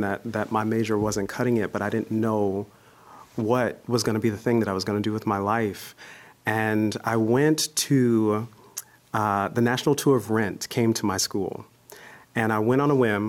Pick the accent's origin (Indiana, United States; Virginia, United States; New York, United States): Indiana, United States; Gary; moved away as an adult; also born or lived in Iowa; I am from Gary, Indiana, Steel Town, USA, smack dab in the middle of the Midwest and home of the …. and, you know, I grew up there singing and performing